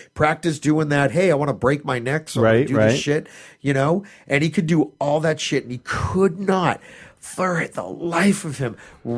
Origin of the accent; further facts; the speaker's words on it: Malden, Massachusetts, United States; I grew up in Malden.